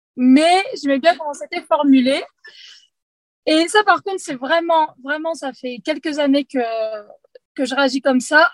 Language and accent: French; Poitiers, Nouvelle-Aquitaine, France; je suis de Poitiers